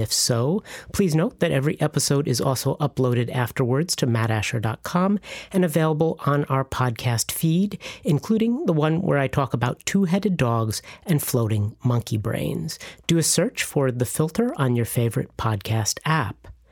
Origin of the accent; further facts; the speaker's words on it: Illinois, United States; moved away as an adult; also born or lived in Chicago / Bolivia; now in Florida Keys, United States; I ended up at my hometown school, the University of Illinois